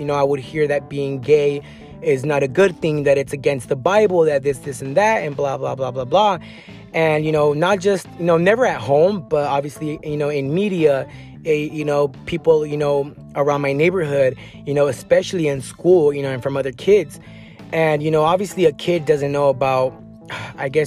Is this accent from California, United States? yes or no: yes; San Diego County area, California, United States; I grew up in like in the areas of, you know, Escondido or, you know, Vista, Oceanside